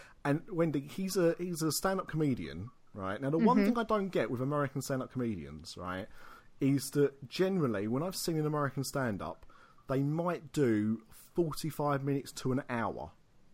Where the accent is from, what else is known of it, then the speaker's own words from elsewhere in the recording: United Kingdom; we are British